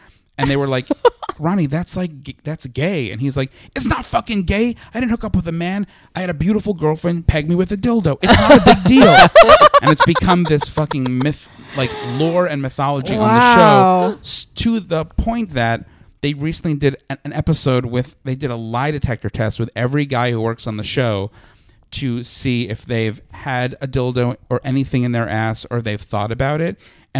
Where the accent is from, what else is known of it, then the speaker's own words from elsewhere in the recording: New York, United States; I don't, I mean, you grew up in New Jersey and I'm from Long